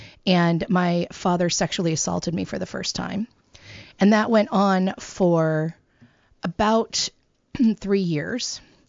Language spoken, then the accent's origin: English; California, United States; So I was born in the Central Valley of California in the United States, which is the breadbasket. It is a farming community. My family, we're Jewish, but we had pigs. We're pig farmers